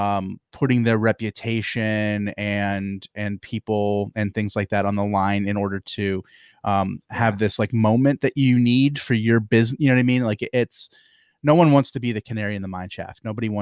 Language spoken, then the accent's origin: English; Pennsylvania, United States; I'm from Pennsylvania